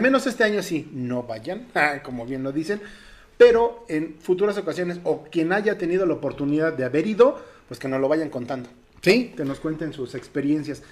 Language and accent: Spanish; Mexico; Como mexicanos, obviamente nuestras tradiciones son invaluables